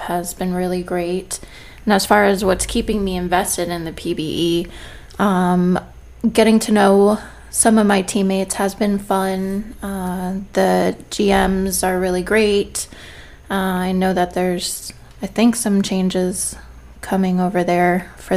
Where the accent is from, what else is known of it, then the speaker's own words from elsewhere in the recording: New York, United States; growing up in New York, you know, Chinese food is like a staple